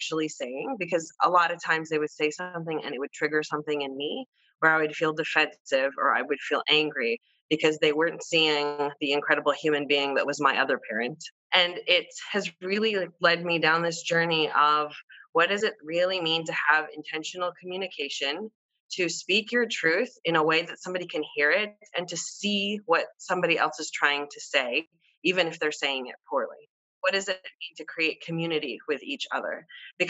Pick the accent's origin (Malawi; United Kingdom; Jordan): Jordan; Amman, Amman Governorate; I was born in Amman, Jordan, to a Caucasian woman from the Midwest who is Methodist till this day